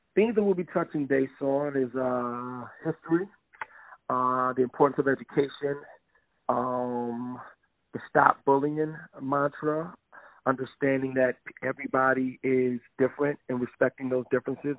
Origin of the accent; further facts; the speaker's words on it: Lansing, Michigan, United States; now in Twin Cities, United States; me being from Lansing